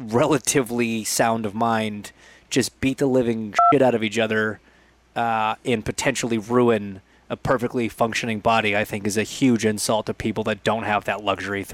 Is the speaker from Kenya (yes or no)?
no; Canada; I'm Canadian